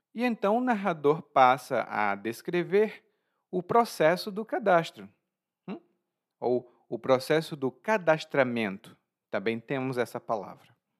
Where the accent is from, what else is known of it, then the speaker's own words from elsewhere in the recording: Brazil; como sou brasileiro